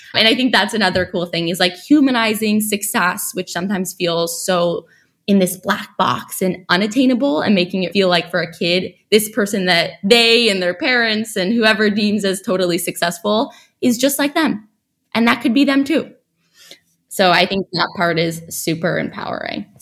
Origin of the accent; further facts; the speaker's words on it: New York City, New York, United States; also born or lived in Stanford; I grew up in New York City